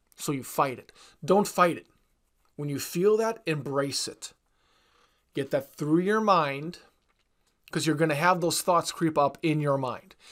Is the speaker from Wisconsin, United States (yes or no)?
yes; Wisconsin, United States; I'm from Wisconsin